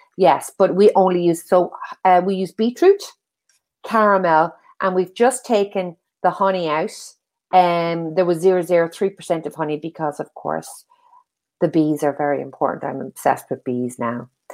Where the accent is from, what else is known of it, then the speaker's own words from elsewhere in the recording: Ireland; accent: Irish; I'm Irish, you can hear from my accent.